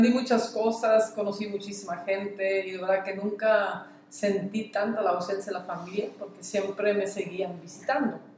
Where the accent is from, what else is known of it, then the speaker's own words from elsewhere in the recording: Belgium; Spanish is a second language; moved away as an adult; also born or lived in Mexico; now in Cabo San Lucas, Mexico; Soy originaria de Bélgica, llevo 14 años ya en México y apenas dos años aquí